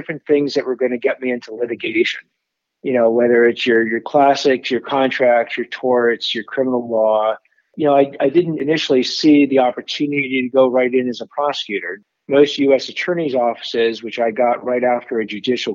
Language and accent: English; Los Angeles, California, United States; also born or lived in Washington, D.C.; growing up in Los Angeles